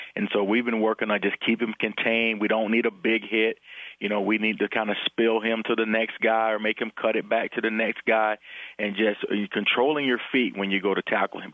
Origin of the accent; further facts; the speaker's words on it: Florida, United States; now in Nebraska, United States; I'm from Florida